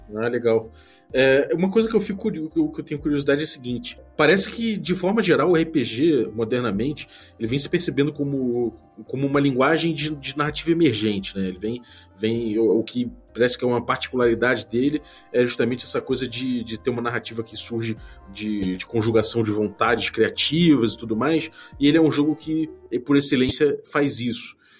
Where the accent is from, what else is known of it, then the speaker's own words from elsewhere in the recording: Rio de Janeiro, Brazil; como bom carioca